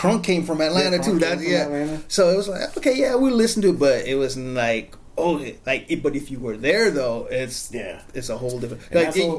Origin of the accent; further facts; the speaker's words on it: Jamaica; also born or lived in Florida; now in California, United States; We grew up in Jamaica